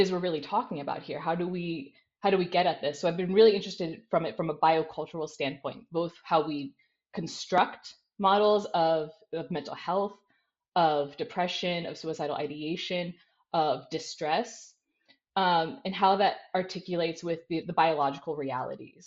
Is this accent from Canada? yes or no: no; United States; moved away as an adult; now in Netherlands; I'm an American. I'm now in the Netherlands, where I've been working the past 2 years